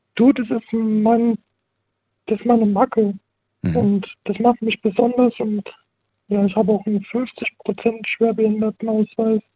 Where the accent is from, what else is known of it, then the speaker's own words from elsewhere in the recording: Heidelberg, Baden-Württemberg, Germany; ich bin 20 und ich komme aus Heidelberg